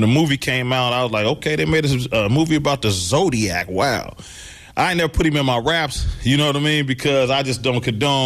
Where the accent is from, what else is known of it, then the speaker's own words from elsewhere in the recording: Vallejo, California, United States; my city, Vallejo, California